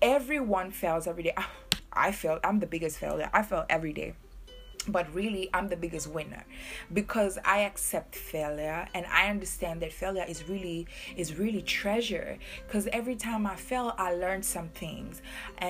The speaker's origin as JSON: {"language": "English", "country": "Seychelles", "tie": "born or raised there", "moved": "yes", "said": "I'm from Seychelles. I'm very proud Creole woman. Very, very proud. I was born on a very small island."}